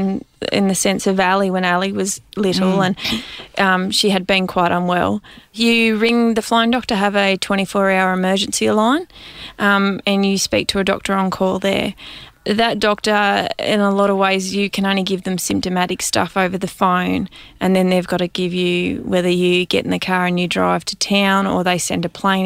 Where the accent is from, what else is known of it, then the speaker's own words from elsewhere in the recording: Western New South Wales, Australia; I grew up on a sheep and cattle station in Western New South Wales